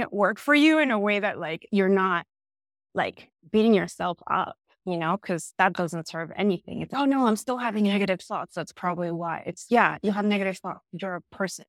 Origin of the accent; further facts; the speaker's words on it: Argentina; moved away as an adult; also born or lived in New York; I am originally from Argentina. I moved to New York when I was eighteen years old.